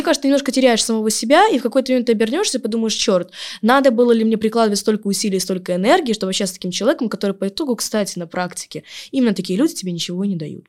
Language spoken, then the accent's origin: Russian; Yalta, Crimea, Ukraine; я девочка из Ялты, которая в шестнадцать в лет